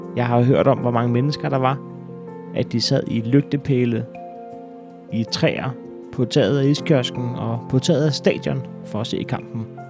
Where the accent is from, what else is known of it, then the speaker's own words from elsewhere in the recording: Næstved, Zealand, Denmark; Den 12. september 1984 blev jeg født i Næstved